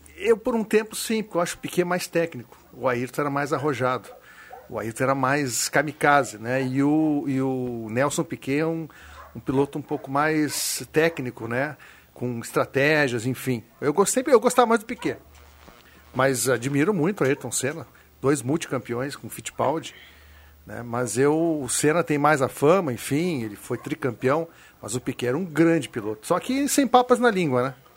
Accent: Porto Alegre, Rio Grande do Sul, Brazil; onde eu me criei ali

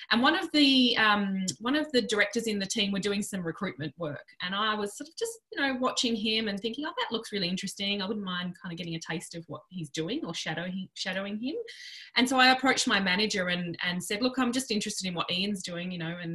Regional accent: Western Australia, Australia; now in Melbourne, Australia; I relocated from Western Australia over to Melbourne in about I think it was 2002

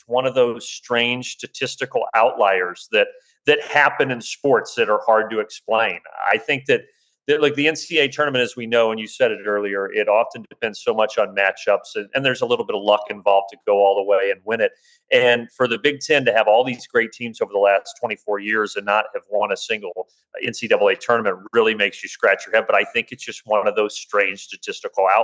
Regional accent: Indiana, United States; I remember growing up in Indiana in the early 90s

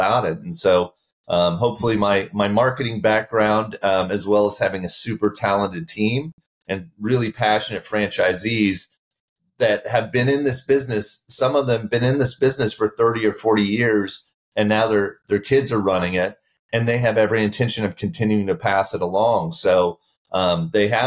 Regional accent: Midwest, United States; now in Texas, United States; I grew up in the Midwest and not in Texas

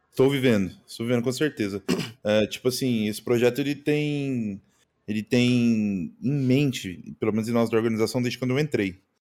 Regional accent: Uberlândia, Minas Gerais, Brazil; moved away; also born or lived in Pará; Quando eu voltei para Uberlândia de novo, que é a minha cidade natal

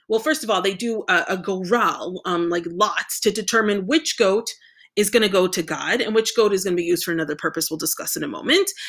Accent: United States

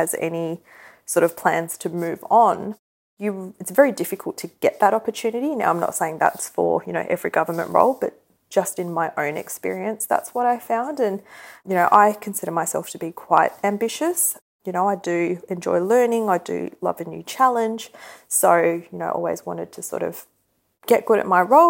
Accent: Australia; growing up as an Indian female in Australia

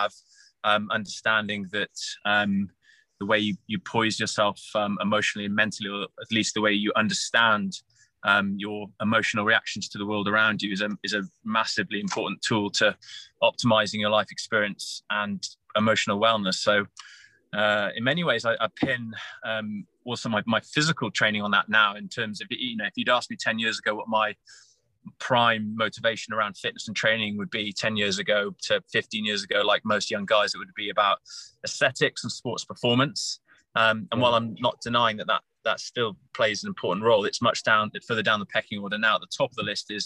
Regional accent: Wales, United Kingdom; also born or lived in Bermuda / London; now in Hampshire, United Kingdom; I'm a Welshman originally

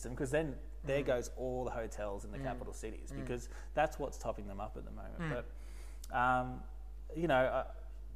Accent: Merimbula, New South Wales, Australia; I'm from the south coast of New South Wales, and Merimbula

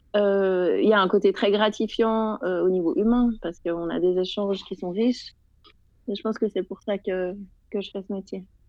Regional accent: Geneva, Switzerland; je suis euh, de Genève

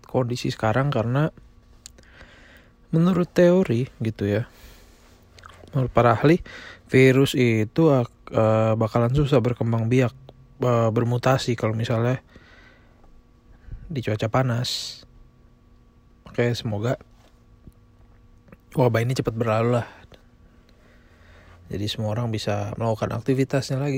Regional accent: Indonesia; Negara gue tinggal masih jadi nomor satu di dunia. Begitu pula di negara asal gue di Indonesia juga masih cukup banyak.

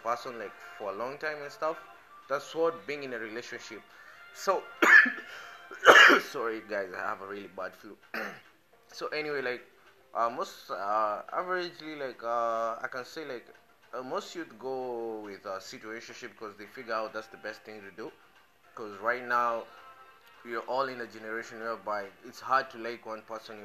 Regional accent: Kenya; I speak as a Kenyan. I understand how my country people behave

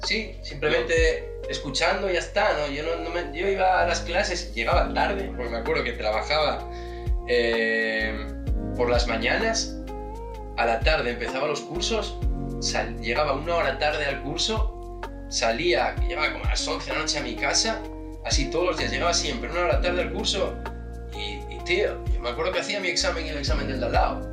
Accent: Asturias, Spain; moved away; yo soy de Asturias, no nací en, en Whistler

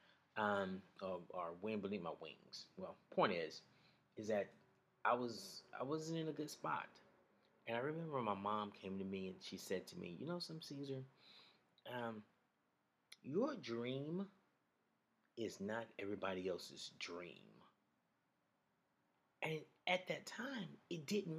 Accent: Alabama, United States; I remember growing up in Alabama

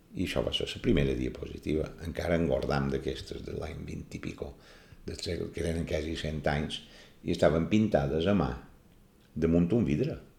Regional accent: Palma, Balearic Islands, Spain; néixer el 29 de gener de l'any 1949, a Palma, en el carrer Real

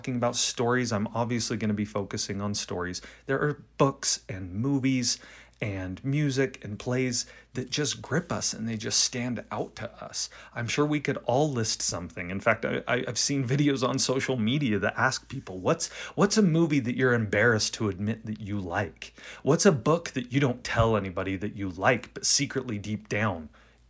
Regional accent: Rexburg, Idaho, United States; I grew up in Rexburg, Idaho

